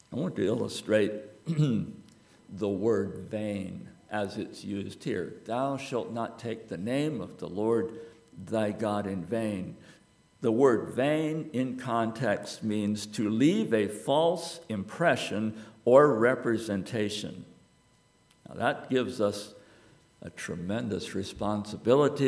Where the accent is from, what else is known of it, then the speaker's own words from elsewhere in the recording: United States; I am an American